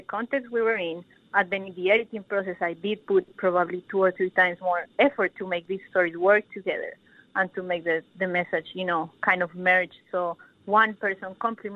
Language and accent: English; Colombia; now in Melbourne, Australia; I'm from Colombia as well